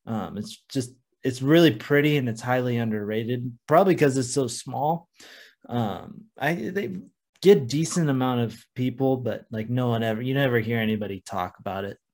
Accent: Oregon coast, United States; it is another one from my hometown area

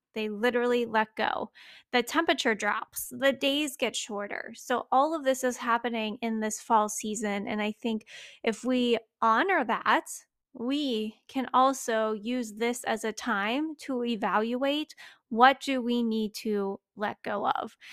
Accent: Pennsylvania, United States; I grew up in Old MacDonald, had a farm, uh, Pennsylvania

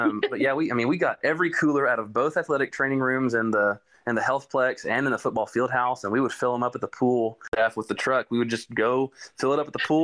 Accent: Rusk, Texas, United States; moved away as an adult; now in Dallas, United States; I'm from East Texas. I'm from Rusk, which is south of Tyler

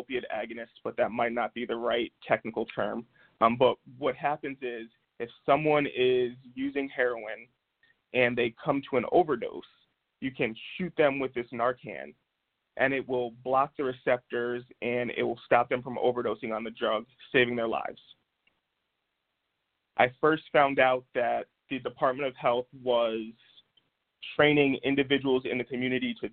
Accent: Albany, New York, United States; in my hometown of Albany, New York

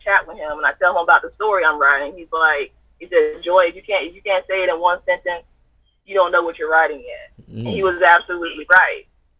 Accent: Southern United States, United States; I know a lot about Christianity because I grew up in the Bible Belt South.

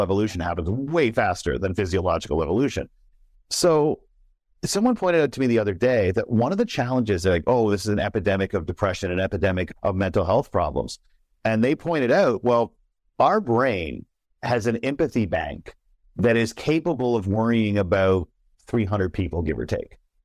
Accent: Canada; me as a Canadian

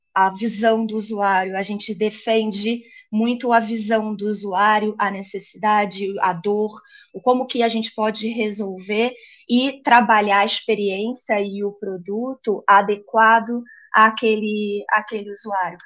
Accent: Niterói, Rio de Janeiro, Brazil; moved away as an adult; now in São Paulo, Brazil; eu sou carioca, um, ah, de Niterói, eu é, sou sou lá da, da, da, praia, gosto do pé na areia, mas eu moro em São Paulo já tem três anos

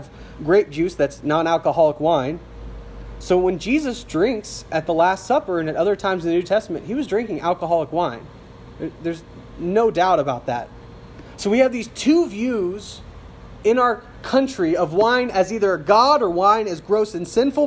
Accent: South Louisiana, United States; I grew up in South Louisiana where it's legal to have an open beverage in the street

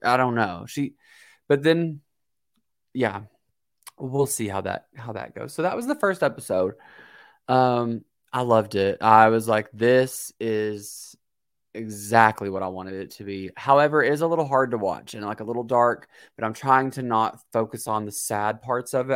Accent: Kentucky, United States; I'm from Kentucky

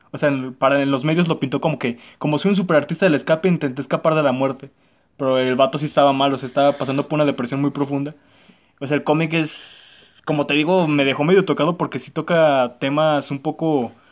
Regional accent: Polanco, Mexico City, Mexico; born there; Nací en Polanco y me mandan a Ecatepec, güey, no mames.

